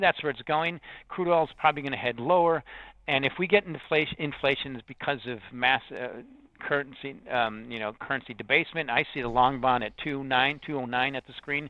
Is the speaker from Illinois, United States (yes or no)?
yes; Chicago, Illinois, United States; I'm from the South Side. That makes sense to me, you know, of Chicago